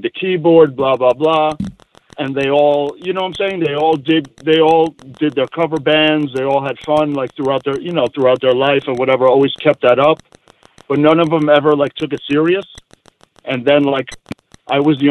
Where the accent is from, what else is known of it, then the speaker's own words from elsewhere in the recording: New York City, New York, United States; moved away as an adult; now in Portland area, Oregon, United States; I'm from Queens